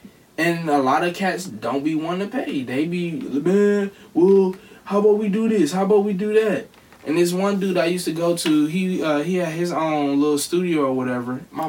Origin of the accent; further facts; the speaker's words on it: Cleveland, Ohio, United States; you from Cleveland just like I'm from Cleveland, and you do this just like I do this